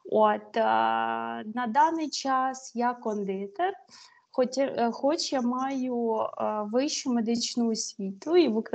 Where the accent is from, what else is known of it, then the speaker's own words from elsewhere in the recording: Vinnytsia Oblast, Ukraine; moved away as an adult; also born or lived in Reims, France; now in Annecy, France; Я з Вінницької області, з центральної.